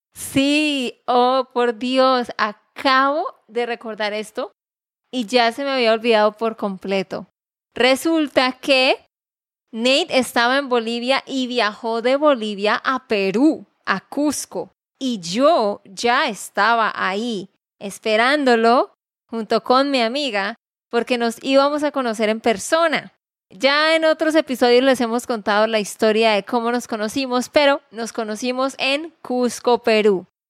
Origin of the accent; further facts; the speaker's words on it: Santander, Colombia; de Santander, Colombia.